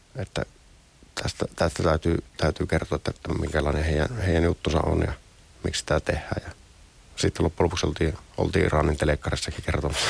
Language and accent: Finnish; Finland; ollaan Suomesta